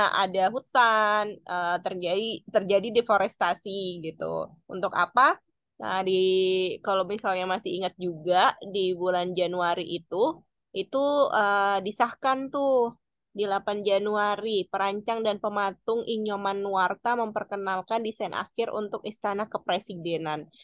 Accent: Balikpapan, East Kalimantan, Indonesia; aku lahir di Balikpapan

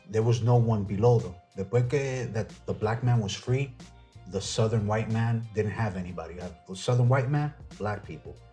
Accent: Dominican Republic; Pero soy bien dominicano

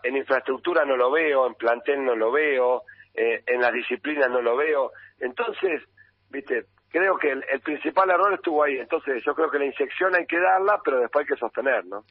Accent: Cañuelas, Buenos Aires Province, Argentina; soy de Cañuelas, nacido y criado en Cañuelas y vivo en Cañuelas

